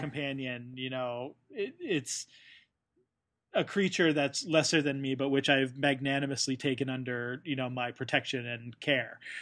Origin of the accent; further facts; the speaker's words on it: United States; as an American